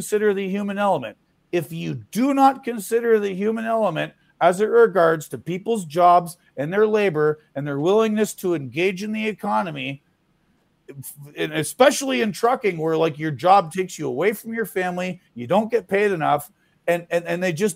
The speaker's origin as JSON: {"language": "English", "country": "Canada", "moved": "yes", "lives_now": "United States", "said": "I'm no longer in Canada, but I'm a Canadian"}